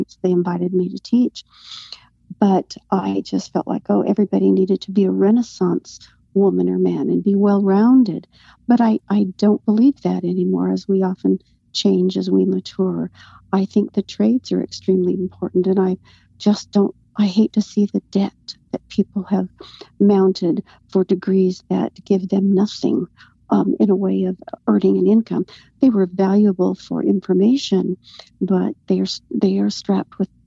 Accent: Arizona, United States; also born or lived in Phoenix / Mesa; I was raised in Northern Arizona, but went to elementary in Phoenix and then high school at Mesa High School.

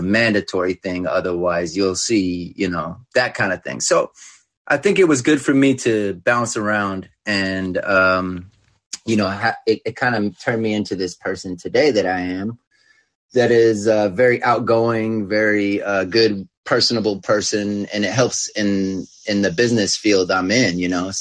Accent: California, United States; also born or lived in Westlake Village, California; I grew up in California playing sports, winning championships and all

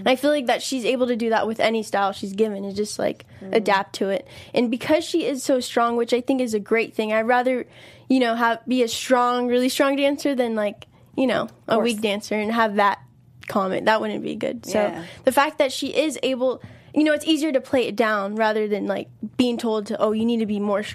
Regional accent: Long Beach, California, United States; I'm from Long Beach, but I still make the commute up here

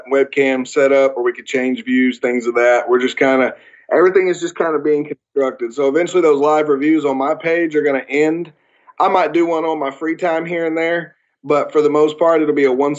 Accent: the South, United States; accent: Southern; I'm okay with having my southern accent.

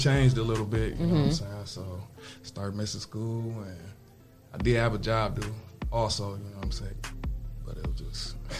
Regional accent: Toledo, Ohio, United States; Come from Toledo, Ohio, the South Side.

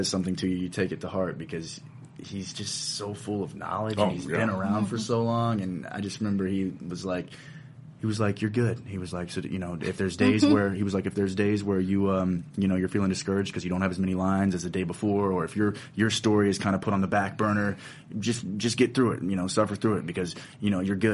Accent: Salisbury, North Carolina, United States; moved away; also born or lived in Winston-Salem, North Carolina / Richmond, Virginia; I'm originally from North Carolina, a little town called Salisbury

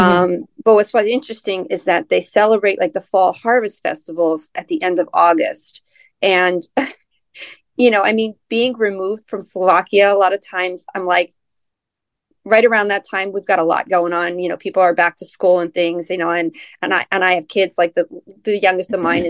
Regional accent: United States; being American

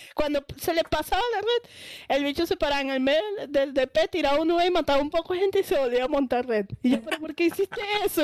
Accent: Caracas, Capital District, Venezuela; moved away; Yo soy de Caracas

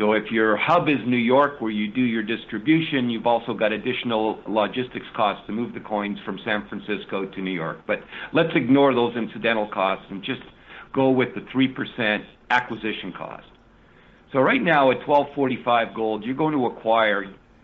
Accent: Canada; now in United States; I'm now an American resident, so I'm not doing this by and sort of waving the Canadian flag

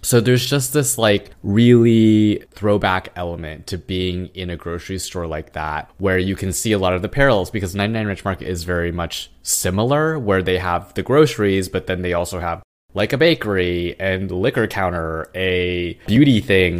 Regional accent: Irvine, California, United States; moved away as an adult; now in Queens, New York, United States; back in the town that we grew up in, in Irvine

